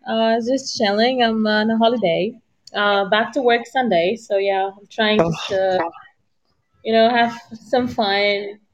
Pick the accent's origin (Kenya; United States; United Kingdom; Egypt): Egypt; I'm from Egypt.